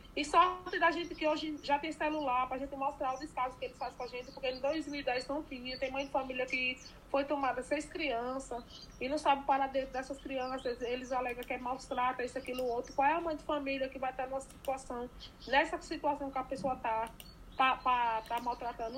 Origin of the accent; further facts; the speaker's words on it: Presidente Dutra, Bahia, Brazil; moved away as an adult; now in Brasília, Brazil; eu sou baiana, sou do Presidente Dutra, Irecê, né? Região de Irecê. É, vim para aqui em 2010, para Brasília